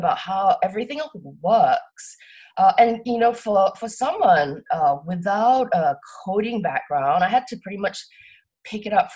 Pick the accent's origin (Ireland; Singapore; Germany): Singapore; moved away as an adult; also born or lived in Cambridge, United Kingdom / Tokyo, Japan / London, United Kingdom / New York, United States; So I grew up in Singapore. I'm from Singapore. And I lived in Singapore till I was 18